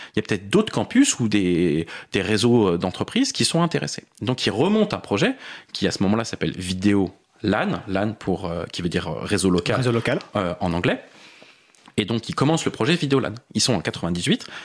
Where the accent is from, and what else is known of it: Paris, Île-de-France, France; born or raised there